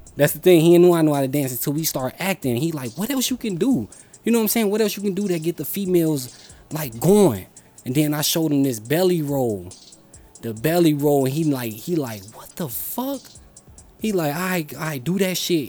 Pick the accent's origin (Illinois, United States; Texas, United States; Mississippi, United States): Illinois, United States; Chicago; I was born in Humboldt Park